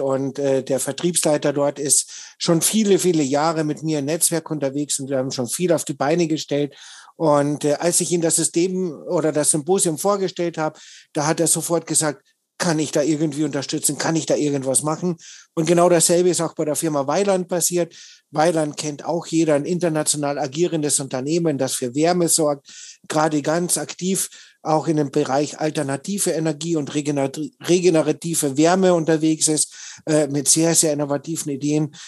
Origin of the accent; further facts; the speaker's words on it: Austria; ich bin ja gebürtiger Österreicher, also ich komme noch weiter aus dem Süden als der Michael